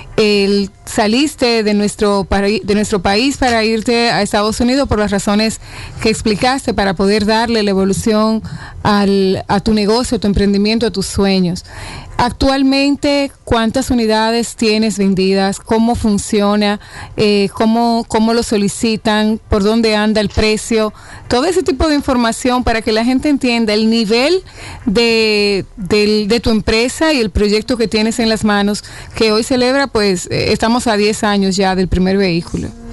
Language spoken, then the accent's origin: Spanish; Dominican Republic; nos hace sentir muy orgullosos como dominicanos